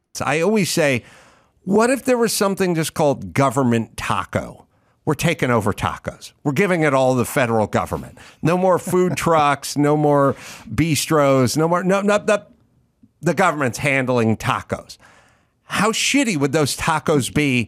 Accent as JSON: {"language": "English", "region": "Southern California", "country": "United States", "tie": "born or raised there", "said": "when I was growing up in SoCal"}